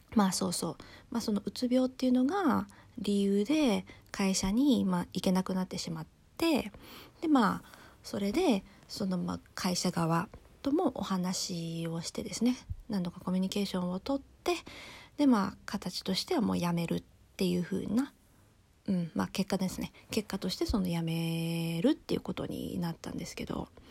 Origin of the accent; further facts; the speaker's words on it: Japan; 私は日本人です